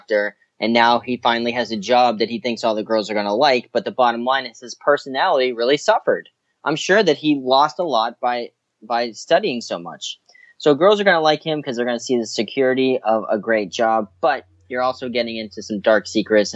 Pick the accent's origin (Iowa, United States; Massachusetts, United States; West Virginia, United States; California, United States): Massachusetts, United States; Boston; moved away as an adult; also born or lived in Florida; now in New York, United States; I grew up in Boston, Massachusetts, and that's where I started doing entertainment type things